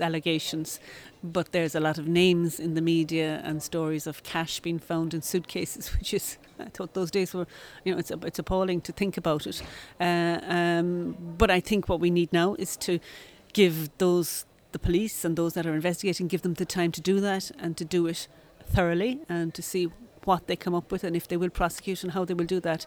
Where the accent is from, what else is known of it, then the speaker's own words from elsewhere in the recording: Ireland; As an Irish coming from the Irish representative community